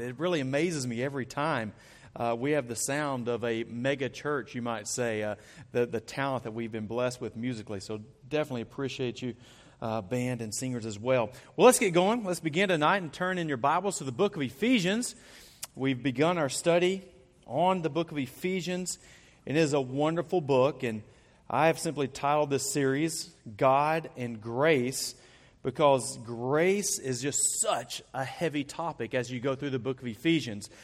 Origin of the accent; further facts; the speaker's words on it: Arkansas, United States; I'm from Arkansas. We have purple trees all around our woods.